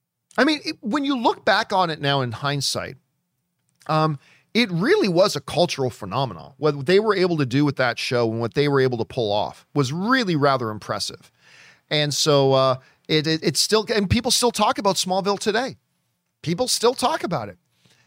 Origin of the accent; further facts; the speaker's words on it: New York, United States; I was born and raised in Washington Heights, New York. My family is from the Dominican Republic